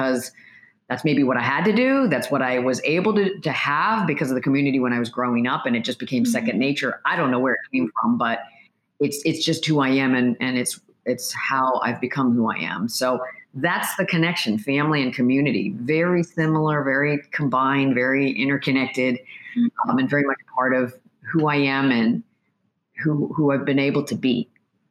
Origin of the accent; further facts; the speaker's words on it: Pennsylvania, United States; The way that I grew up was in the Korean American community in a very small town in Pennsylvania where there wasn't a lot of diversity